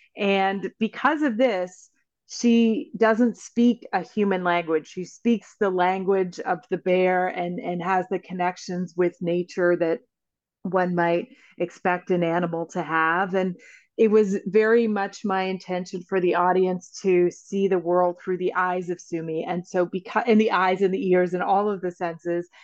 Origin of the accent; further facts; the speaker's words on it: Northwest Territories, Canada; I grew up in the Northwest Territories